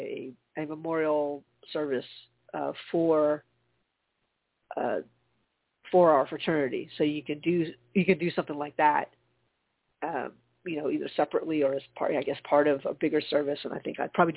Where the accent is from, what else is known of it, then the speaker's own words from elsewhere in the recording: Charleston, South Carolina, United States; now in Atlanta, United States; my hometown is Charleston